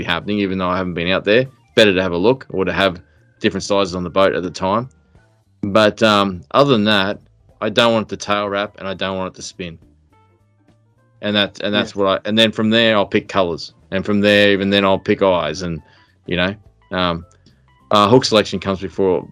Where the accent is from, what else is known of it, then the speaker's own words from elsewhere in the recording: Southeast Queensland, Australia; I'm from Southeast Queensland